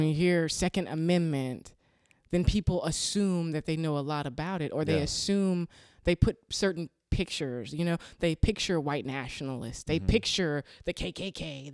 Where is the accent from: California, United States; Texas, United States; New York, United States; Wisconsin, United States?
Texas, United States; I'm a Texan